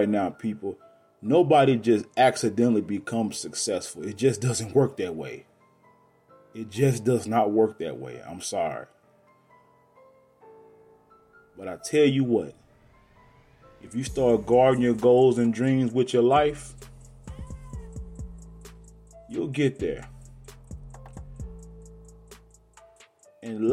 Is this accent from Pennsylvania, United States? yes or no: no; Garland, Texas, United States; also born or lived in Monroe, Louisiana; I was born in Monroe, Louisiana, and my mother moved us out here when I was 5 years old. And I was turning six, basically. And we moved to a town called Garland, Texas